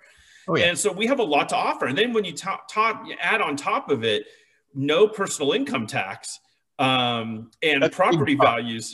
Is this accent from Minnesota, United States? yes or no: no; California, United States; moved away as an adult; now in Las Vegas, United States; I grew up in California all my life